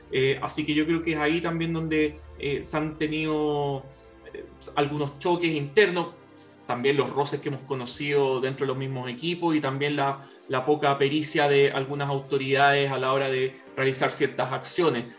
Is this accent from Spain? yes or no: no; Chile; nuestro país